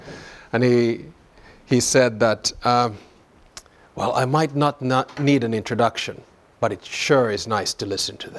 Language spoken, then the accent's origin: English; Finland; born there; accent: Southern; also born or lived in Southern US; so, you know, I'm Finnish by birth and Southern by the grace of God. And but I'll try to hold back my Southern accent today.